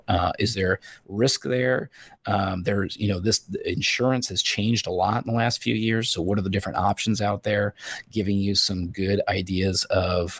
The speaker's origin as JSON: {"language": "English", "region": "Northern Indiana", "country": "United States", "tie": "born or raised there", "said": "I grew up in Northern Indiana"}